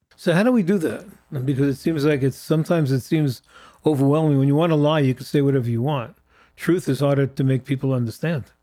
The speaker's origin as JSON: {"language": "English", "country": "United States", "said": "as an American Jew"}